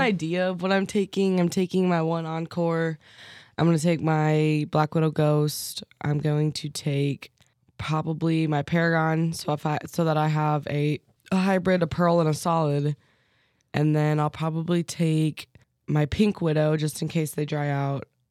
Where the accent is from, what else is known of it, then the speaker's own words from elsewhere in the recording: Fairview Heights, Illinois, United States; moved away; my hometown, Fairview Heights, Illinois